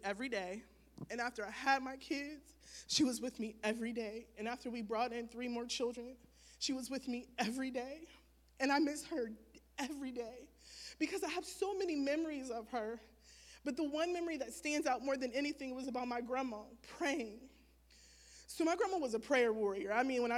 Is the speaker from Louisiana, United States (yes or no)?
no; Wellsburg, West Virginia, United States; I was raised in Wellsburg, West Virginia by both of my parents